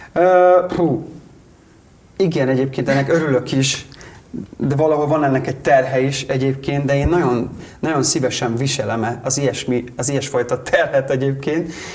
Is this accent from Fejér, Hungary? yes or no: no; Karancslapujtő, Nógrád, Hungary; also born or lived in Budapest; now in Salgótarján, Hungary; ahol én felnőttem, Karancslapújtőn a faluba